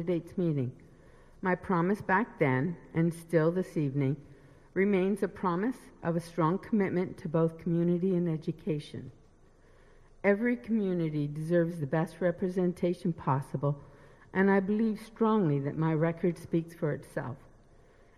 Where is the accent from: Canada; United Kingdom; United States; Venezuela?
Canada; Windsor, Ontario; I was born and raised in Ward 2, attending Bondi, Cahill, Marlboro Public School, and Forster Secondary